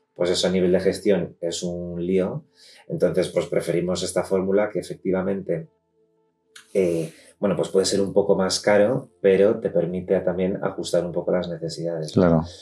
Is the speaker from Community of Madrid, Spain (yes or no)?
yes; Madrid, Community of Madrid, Spain; nosotros somos de aquí de Madrid, vivimos en Madrid